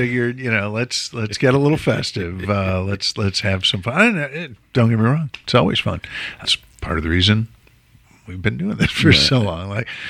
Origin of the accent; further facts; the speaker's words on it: Chicago, Illinois, United States; moved away; born and bred, raised as a Chicago Jew